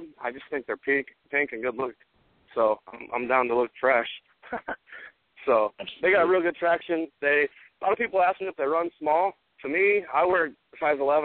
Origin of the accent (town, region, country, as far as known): Seattle, Washington, United States; born or raised there